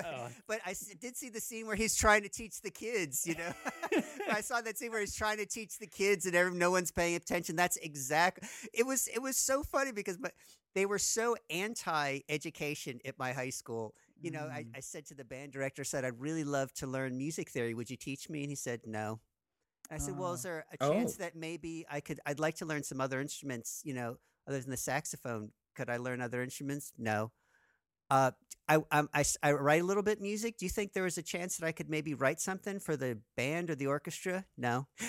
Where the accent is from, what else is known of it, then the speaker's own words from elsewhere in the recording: Trenton, New Jersey, United States; growing up in Trenton, New Jersey, you know, it's sort of an urban, you know, semi-suburban, urban environment.